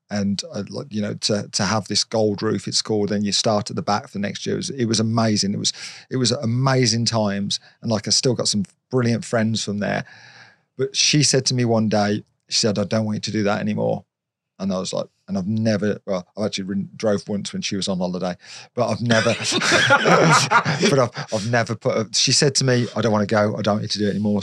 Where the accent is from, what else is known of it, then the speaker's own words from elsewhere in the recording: Redditch, West Midlands, United Kingdom; from Redditch